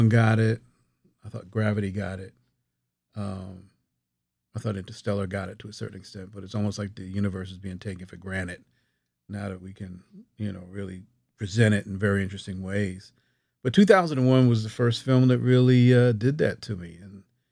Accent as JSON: {"language": "English", "town": "Newark", "region": "New Jersey", "country": "United States", "tie": "born or raised there", "also_born_or_lived": "Roselle, New Jersey", "moved": "yes", "said": "growing up, it was Newark"}